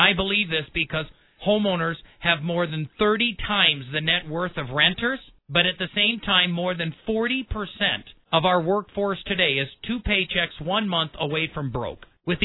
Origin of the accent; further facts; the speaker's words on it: Milwaukee, Wisconsin, United States; moved away; also born or lived in El Paso County, Colorado; I was born and raised in Milwaukee, right on Lake Michigan.